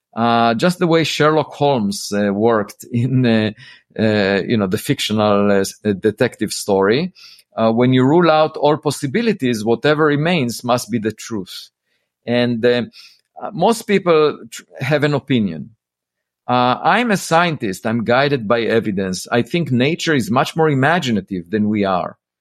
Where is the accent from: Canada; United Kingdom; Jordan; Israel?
Israel; moved away as an adult; also born or lived in Princeton; I grew up in Israel